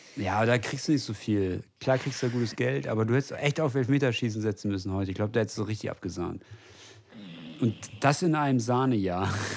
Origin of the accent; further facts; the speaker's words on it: West Germany, Germany; ich bin äh, Westdeutscher